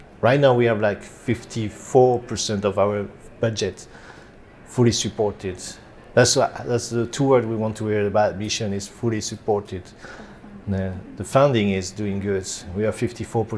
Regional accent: Saint-Nazaire, Pays de la Loire, France; It's my home church. So I grew up in Saint-Nazaire church

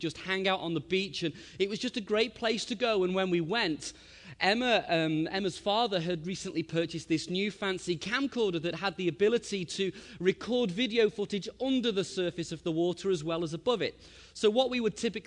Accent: Liverpool, North West England, United Kingdom; we're from Liverpool, England

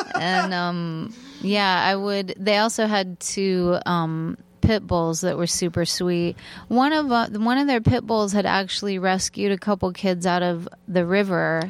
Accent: Torrance, California, United States; I grew up in Torrance, California

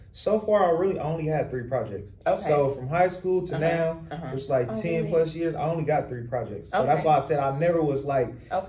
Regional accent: Richmond, California, United States; I'm from Richmond, California, like she said.

